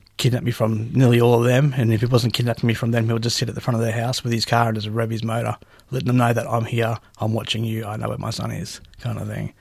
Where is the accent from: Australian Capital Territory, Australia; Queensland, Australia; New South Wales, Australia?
Queensland, Australia; Brisbane; also born or lived in Gympie, Queensland / Sunshine Coast (ancestry); now in Victoria, Australia; I grew up, I was born in Gympie but raised in Brisbane.